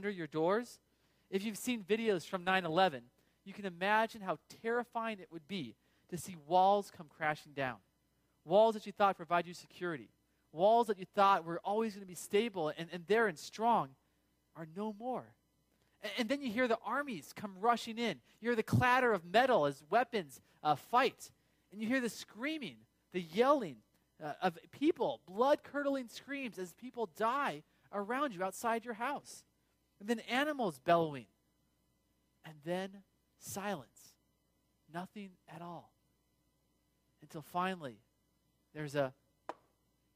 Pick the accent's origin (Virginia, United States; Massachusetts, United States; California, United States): California, United States; Bay Area; now in Midwest, United States; we didn't have that in the Bay Area where I grew up